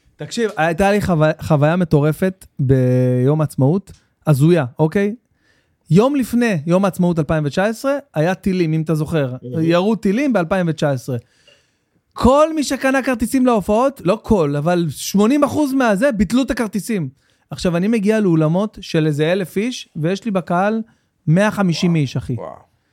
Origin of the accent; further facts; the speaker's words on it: Jerusalem, Jerusalem District, Israel; גדלתי בנורית, ממש בנורית, בעיר גנים, בפנים